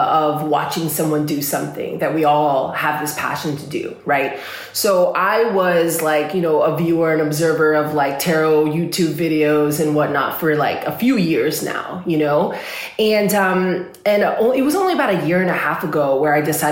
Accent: Los Angeles, California, United States; I'm from California. I'm from Los Angeles.

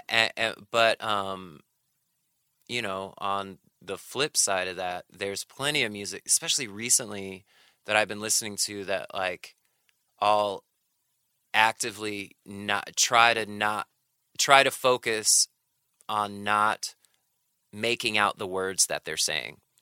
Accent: North Carolina, United States; moved away as an adult; also born or lived in Sheffield, Alabama / New York; my family moved to North Carolina when I was seven

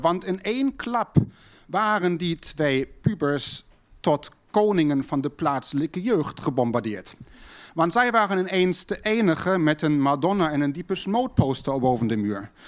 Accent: Berlin, Germany; thuis bij ons in West-Berlijn

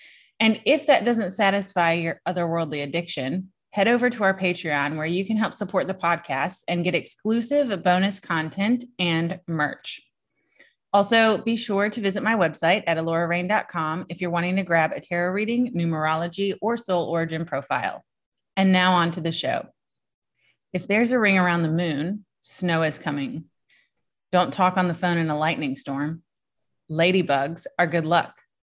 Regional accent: Virginia, United States; Look, I was born and raised in Southern Virginia, so about an hour and a half from the Outer Banks of North Carolina.

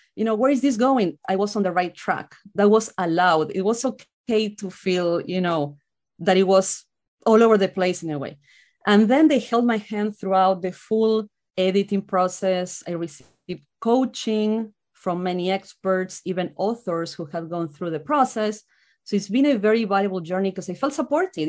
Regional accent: Argentina; moved away as an adult; now in United States; I'm from Argentina

